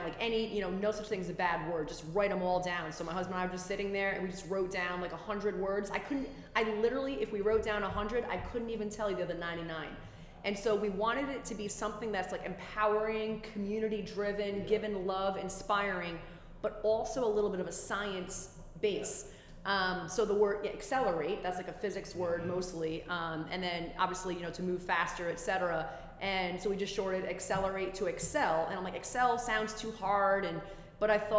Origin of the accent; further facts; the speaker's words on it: Rhode Island, United States; born and raised Rhode Island